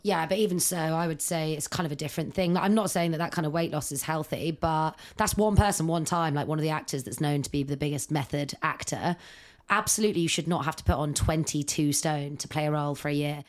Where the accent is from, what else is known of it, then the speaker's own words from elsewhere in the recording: Ireland; because I am Irish